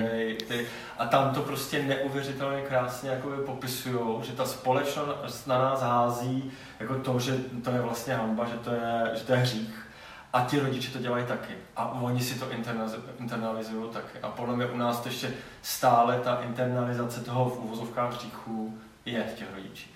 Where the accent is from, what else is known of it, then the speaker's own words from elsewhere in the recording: Třinec, Moravian-Silesian Region, Czechia; also born or lived in Kraków; já jsem z Třince